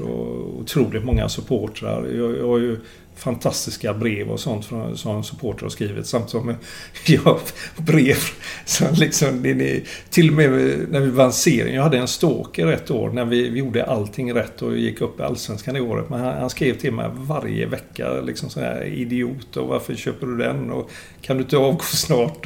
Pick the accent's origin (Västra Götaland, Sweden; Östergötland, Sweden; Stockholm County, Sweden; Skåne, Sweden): Västra Götaland, Sweden; Gothenburg; jag är göteborgare och har bott här hela mitt liv.